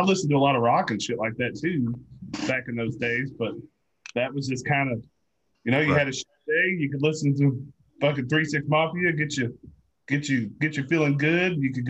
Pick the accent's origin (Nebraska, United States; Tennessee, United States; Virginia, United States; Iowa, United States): Tennessee, United States; Memphis; where I was from, a lot of that shit come out of Memphis.